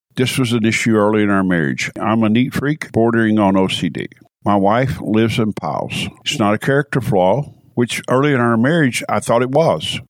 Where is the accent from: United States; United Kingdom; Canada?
United States; Knoxville, Tennessee; also born or lived in California; Born and raised in Knoxville